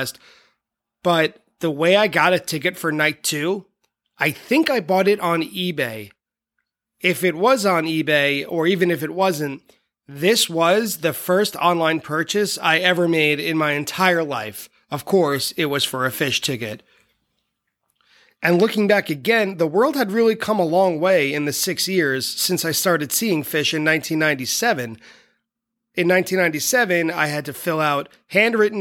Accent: Long Island, New York, United States; moved away as an adult; also born or lived in Buffalo; I was from Long Island

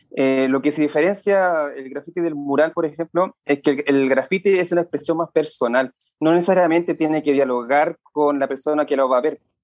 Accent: Santiago, Santiago Metropolitan Region, Chile; also born or lived in San Bernardo / La Florida / Puente Alto; Yo soy de la zona sur de Santiago. Primero viví en San Bernardo, después en La Florida, después en Puente Alto. Ha sido bien gitano.

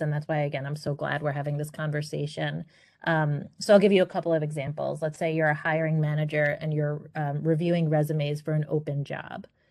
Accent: New York City, New York, United States; I grew up in Queens, New York.

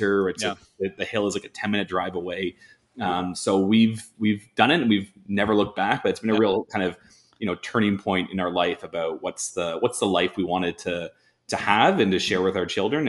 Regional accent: Toronto, Ontario, Canada; I'm born and raised in Toronto, big city kids.

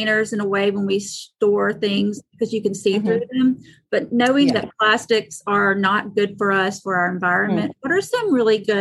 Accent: the South, United States; I'm from the South, so we love anything in a mason jar.

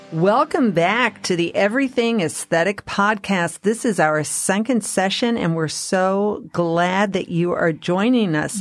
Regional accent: Colorado, United States; I'm from Colorado

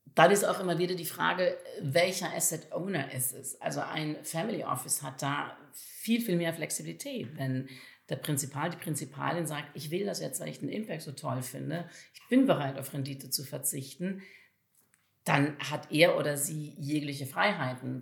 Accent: Valais, Switzerland; moved away; ich selber bin im Kanton Wallis in der Südschweiz groß geworden, also relativ ländlich in der Nähe von Zermatt

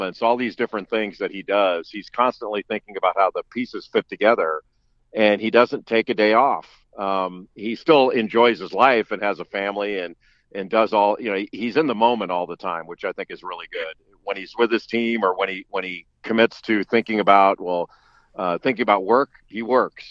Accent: Los Angeles, California, United States; moved away as an adult; I grew up in Los Angeles

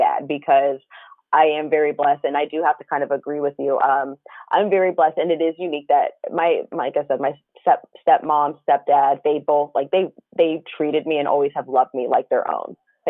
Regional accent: United States; also born or lived in Washington, D.C.; I grew up out here in Pennsylvania, in California, and my dad and second mom were always on the East Coast, outside of primarily outside of the DC area, which is where I was born.

